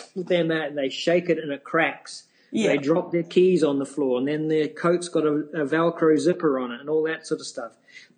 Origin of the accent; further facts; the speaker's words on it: New Zealand; I come from New Zealand